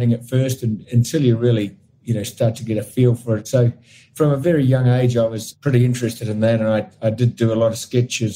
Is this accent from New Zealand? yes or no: yes; New Zealand; I grew up in New Zealand, and my family were connected with sailing